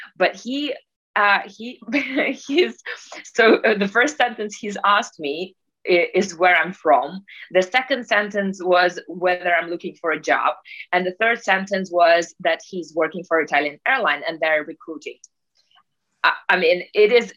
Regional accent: Russia; moved away; I'm Russian originally. And just to, I guess, to start with how it all began for me, uh, I was born in Russia in Soviet Union times

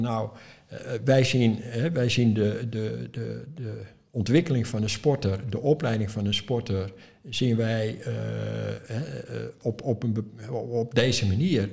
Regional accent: Netherlands; Ik als Europeaan, als Nederlander

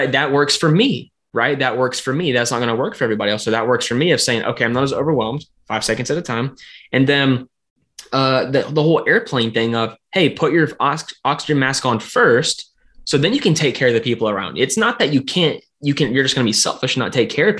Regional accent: the South, United States; I'm from the South.

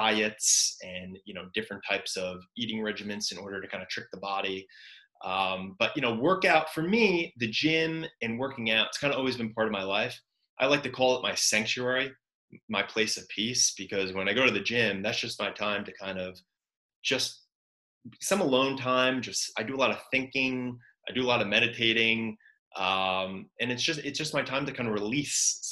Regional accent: New York, United States; growing up in New York

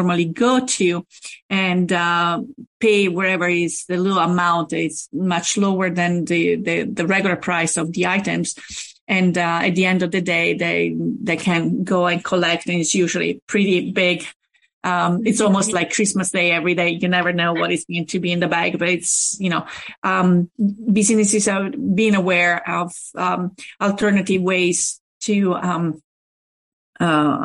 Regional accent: Rome, Lazio, Italy; now in Pittsburgh, United States; I'm from Rome

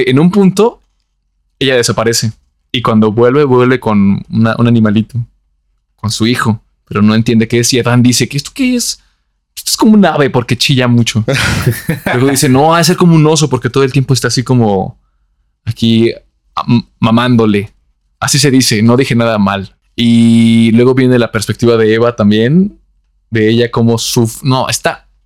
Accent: Antioquia, Colombia; Soy muy paisa.

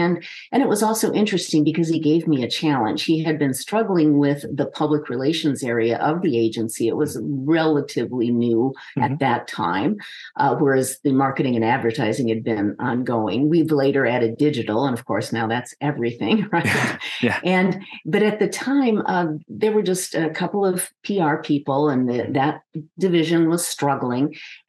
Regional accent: Minnesota, United States; also born or lived in Oklahoma / Colorado; now in Arizona, United States; I have been here since 1981 and absolutely love the desert. Mm-hmm. And I was born in Oklahoma, raised in Minnesota, went to school in Colorado, and now I'm in Arizona, and this is home.

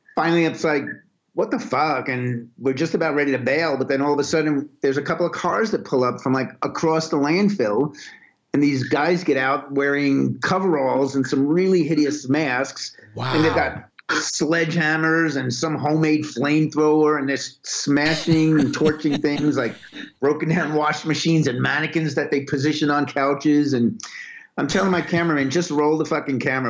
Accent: New York City, New York, United States; I was born and raised in Brooklyn, New York

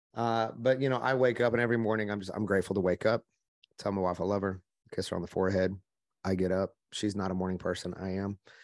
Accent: Oklahoma, United States; I'm from Oklahoma, which you can probably hear my voice a little bit. I grew up in the country.

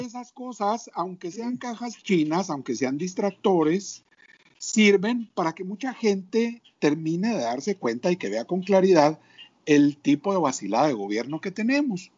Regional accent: Mexico; como mexicanos

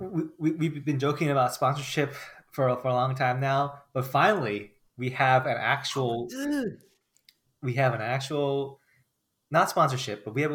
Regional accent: New York, United States; I'm from New York

